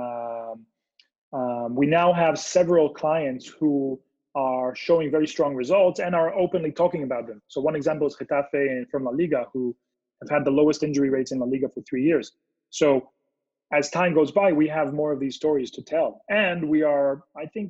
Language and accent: English; Israel; now in California, United States; I'm originally from Israel. I live now in California.